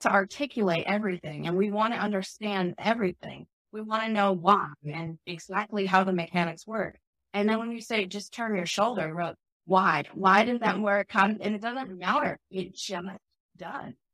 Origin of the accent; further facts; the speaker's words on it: Chicago, Illinois, United States; moved away; also born or lived in Oregon; I grew up in Chicago